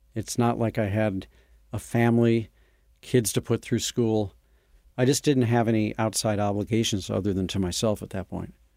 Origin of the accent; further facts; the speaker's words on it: St. Louis, Missouri, United States; moved away; a tour company based in my hometown of Saint Louis